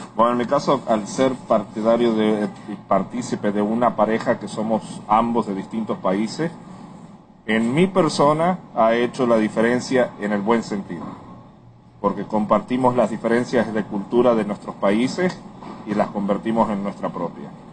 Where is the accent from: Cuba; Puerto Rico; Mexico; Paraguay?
Puerto Rico; Soy nacido en Puerto Rico